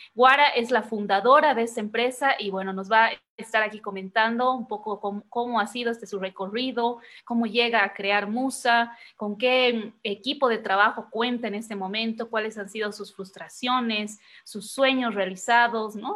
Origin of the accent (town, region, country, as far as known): Bolivia